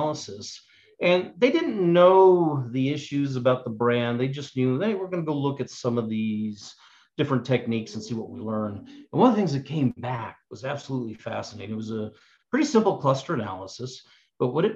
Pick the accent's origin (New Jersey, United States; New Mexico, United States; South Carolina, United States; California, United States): New Mexico, United States; Albuquerque; moved away as an adult; also born or lived in Cincinnati / Atlanta; I grew up here in Albuquerque